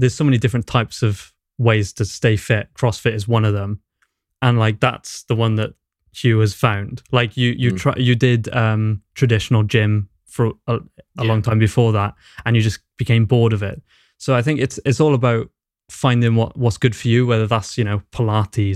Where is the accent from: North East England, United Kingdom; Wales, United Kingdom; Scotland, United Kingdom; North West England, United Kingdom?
Wales, United Kingdom; Newport; moved away as an adult; also born or lived in Carmarthen; now in Cardiff, United Kingdom; I grew up in Newport, I'm from Newport.